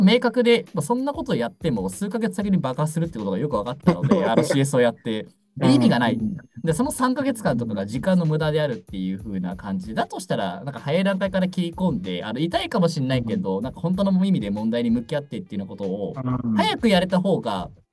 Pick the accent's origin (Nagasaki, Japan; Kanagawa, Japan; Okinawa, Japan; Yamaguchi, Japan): Yamaguchi, Japan; Iwakuni; moved away as an adult; now in Tokyo, Japan; 出身は山口県岩国市っていうところで、大学入学の時に上京して、まあ、かれこれずっといるというふうな感じです。